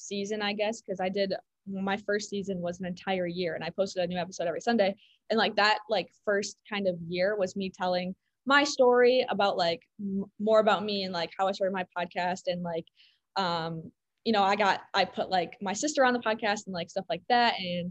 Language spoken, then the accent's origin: English; Chicago, Illinois, United States; I'm from Chicago.